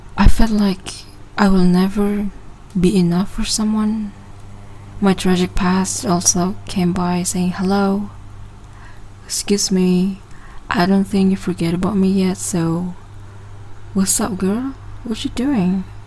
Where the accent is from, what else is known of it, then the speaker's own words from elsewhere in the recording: Sabah, Malaysia; English is a second language; I'm from Sabah, Malaysia